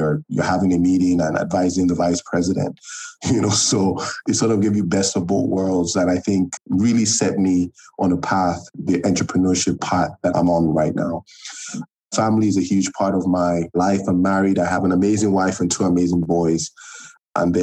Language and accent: English; Nigeria; also born or lived in United States; I am Nigerian. I think I'll start with that. And I'm currently living in Lagos, Nigeria